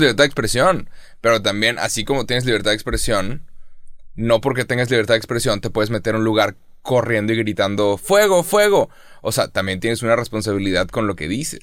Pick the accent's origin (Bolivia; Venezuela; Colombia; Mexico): Mexico; yo, como mexicano